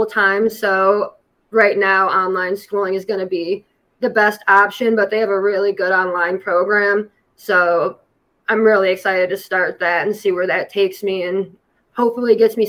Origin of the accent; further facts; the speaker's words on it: Ohio, United States; Yeah, that's correct. I'm just 20 minutes west of Cleveland.